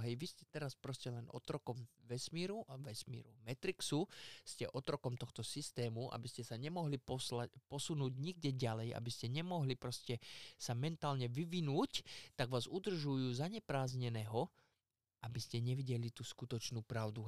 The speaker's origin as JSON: {"language": "Slovak", "town": "Poprad", "region": "Prešov Region", "country": "Slovakia", "said": "hovorím Poprad, lebo ja som z Popradu"}